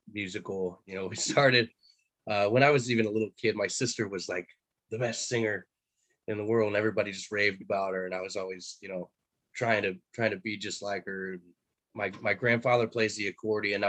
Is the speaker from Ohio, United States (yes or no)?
yes; Lake County, east of Cleveland, Ohio, United States; moved away as an adult; now in Nashville, United States; I grew up in Lake County, so a little bit east of Cleveland